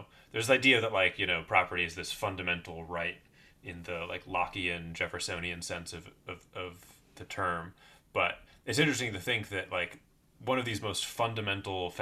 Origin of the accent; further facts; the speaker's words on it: United States; I as an American